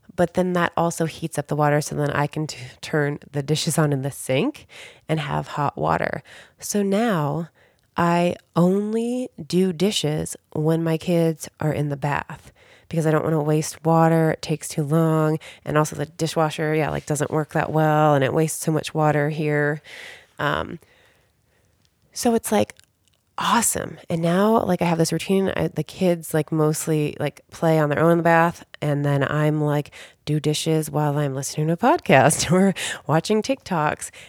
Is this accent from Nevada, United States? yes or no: no; Cincinnati, Ohio, United States; moved away as an adult; also born or lived in Chicago / San Diego; now in Southern California, United States; I grew up in Cincinnati, Ohio